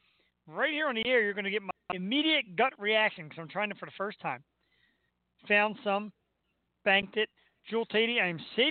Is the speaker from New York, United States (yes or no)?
no; Philadelphia, Pennsylvania, United States; That's Philly, man. That's what happens. We come from Philly, and we bring you the world.